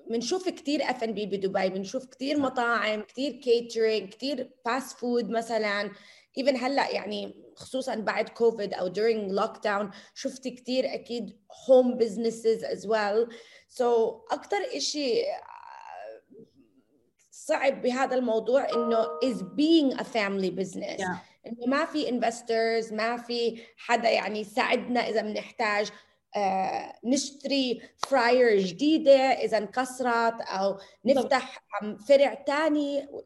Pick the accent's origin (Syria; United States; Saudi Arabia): United States; moved away as an adult; أنا من أنا وصغيرة كتير كتير بحب الطبخ وتربيت بأمريكا